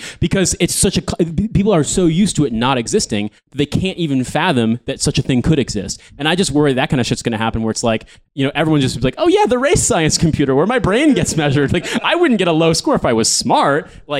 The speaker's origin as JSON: {"language": "English", "country": "United States", "said": "I'm from the United States. I'm from a country where there's no such thing as paid sick leave for most people."}